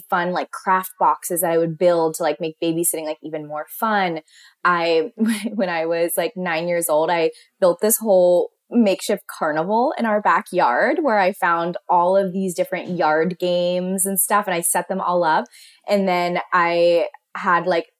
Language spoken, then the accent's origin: English; Pittsburgh, Pennsylvania, United States; growing up in Pittsburgh, everyone's families that I knew owned their own company.